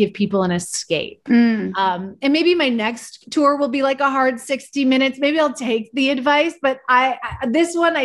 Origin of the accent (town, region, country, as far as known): Vancouver, British Columbia, Canada; born or raised there; moved away